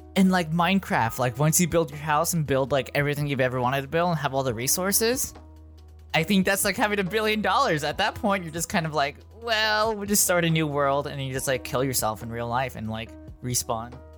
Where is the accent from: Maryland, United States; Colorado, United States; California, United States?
California, United States; Los Angeles; I've never lived anywhere else besides here